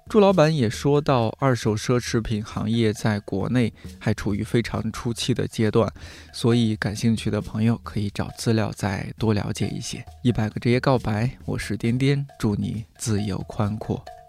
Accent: central China, China; now in Beijing, China; 我的家乡是中国中部地区，本身就比较传统保守

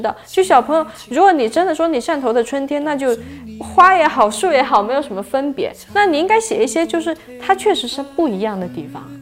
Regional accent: Shantou, Guangdong, China; moved away; 我来自的广东山头

